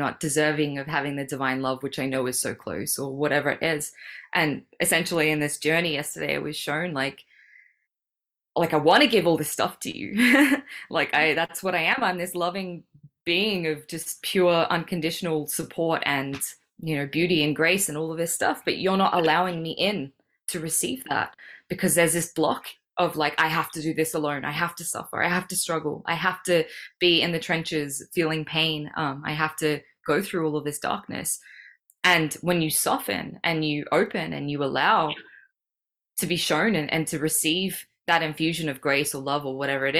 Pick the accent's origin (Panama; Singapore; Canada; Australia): Australia; Sydney, New South Wales; moved away as an adult; also born or lived in Melbourne, Australia; now in Bali, Indonesia; I was born in Sydney. My parents are in Sydney